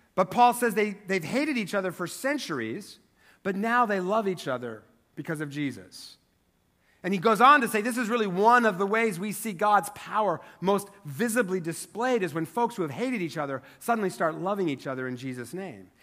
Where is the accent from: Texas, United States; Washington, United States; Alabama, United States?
Washington, United States; Eastern; moved away; I grew up in Eastern Washington, which is only three hours away from here by car